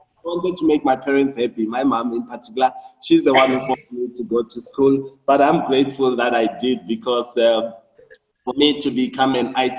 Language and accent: English; Johannesburg, Gauteng, South Africa; Shawelo is in Soweto. I was born in Shawelo in a four-roomed house. We're a family of 9 people